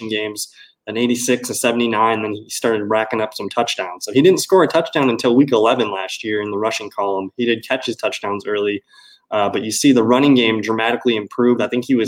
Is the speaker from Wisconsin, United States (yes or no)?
yes; Green Bay, Wisconsin, United States; I'm from Green Bay